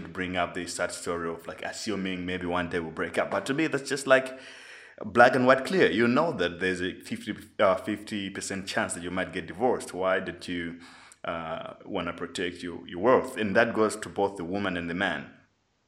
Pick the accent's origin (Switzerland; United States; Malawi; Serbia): Malawi; I grew up in Malawi